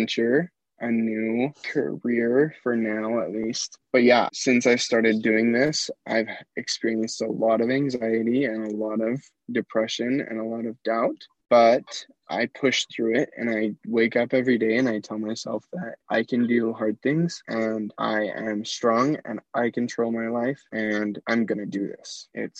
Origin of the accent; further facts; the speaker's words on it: Hinsdale, United States; moved away as an adult; now in Tucson, United States; I grew up in Hinsdale, the tiniest little town.